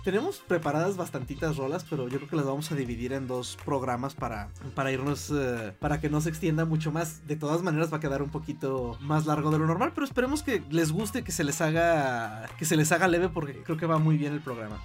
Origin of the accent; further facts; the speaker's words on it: Mexico; a mí me tocó ver la emisión de la versión original aquí en, aquí en México